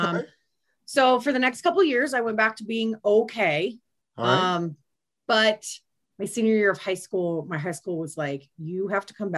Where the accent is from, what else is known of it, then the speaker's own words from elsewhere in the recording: Thornton, Colorado, United States; also born or lived in Salina, Kansas / Bennett, Colorado / Aurora, Colorado; My parents moved here when I was 2 years old, and I grew up mostly in Thornton